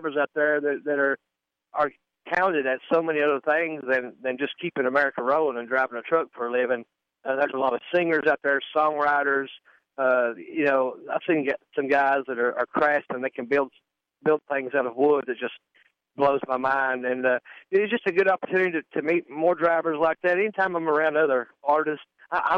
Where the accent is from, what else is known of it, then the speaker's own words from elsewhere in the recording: East Kentucky, United States; My mom had gospel groups growing up in East Kentucky